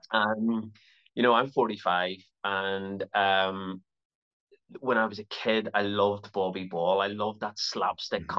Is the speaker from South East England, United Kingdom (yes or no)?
no; Belfast, Northern Ireland, United Kingdom; also born or lived in Toronto, Canada; my time there was was very, very short and I've been in Belfast ever since